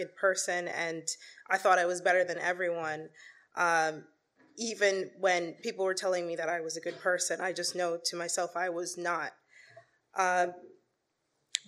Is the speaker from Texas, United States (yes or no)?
no; New York City, New York, United States; I was born and raised in Queens, New York.